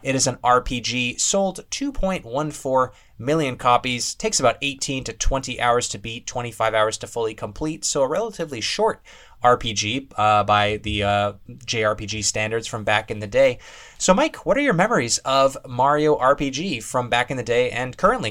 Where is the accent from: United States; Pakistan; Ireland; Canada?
Canada; As a Canadian